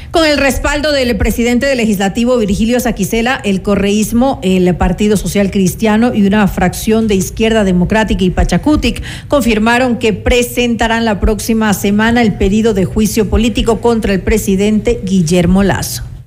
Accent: Ecuador

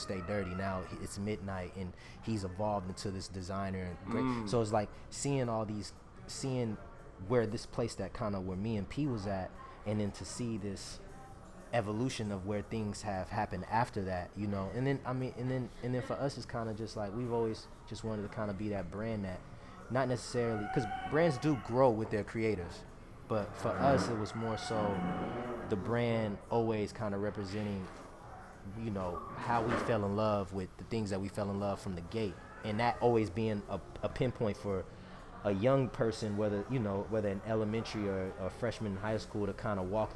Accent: Oakland, California, United States; I'm from Oakland

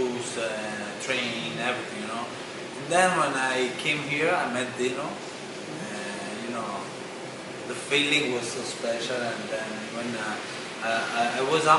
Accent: Rozzano, Lombardy, Italy; English is a second language; now in Miami, United States; I come from Rozzano. Rozzano is a hood. The life there is really hard. Mm-hmm. So, but that's my city, that's my home

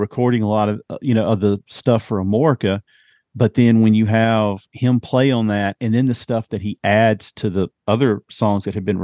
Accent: Mississippi, United States; I'm from Mississippi

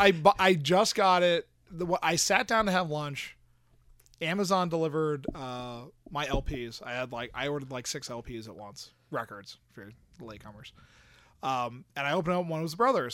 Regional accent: Pennsylvania, United States; I'm from Pennsylvania

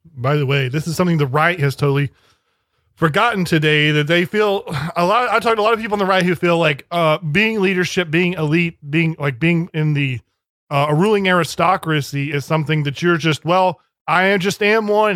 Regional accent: United States; I'm American

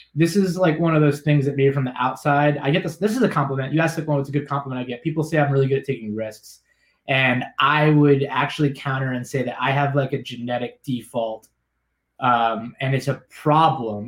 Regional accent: South Florida, United States; also born or lived in Gloucester, Massachusetts; I grew up in South Florida

